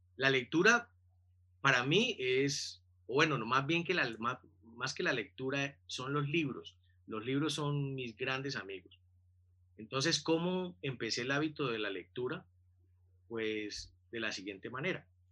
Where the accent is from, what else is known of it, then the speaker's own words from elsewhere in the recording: Buenaventura, Valle del Cauca, Colombia; moved away as an adult; also born or lived in Cali; soy de Buenaventura, y a los 20 años, cuando estaba en tercer semestre de mi primera carrera, tomé la decisión de, de pedir el traslado a la Universidad del Valle en Cali